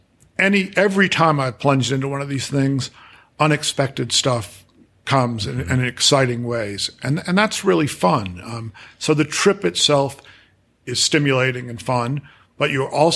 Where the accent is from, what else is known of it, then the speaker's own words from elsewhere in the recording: Worcester, Massachusetts, United States; moved away as an adult; also born or lived in Boulder, Colorado; I had moved back to Worcester, Massachusetts, my hometown